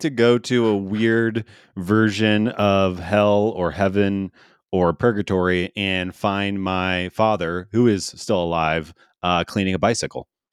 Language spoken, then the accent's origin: English; St. Louis, Missouri, United States; now in Denver, United States; I grew up in Saint Louis